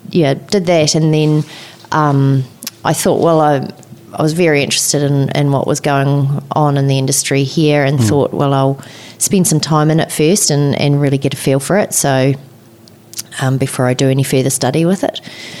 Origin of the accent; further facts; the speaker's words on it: Maniototo, Central Otago, New Zealand; I was born and bred in Central Otago. I grew up in Maniatoto, which is not far from here, about 50 minutes, mm-hmm. a bit over. And from a farming background, a few generations back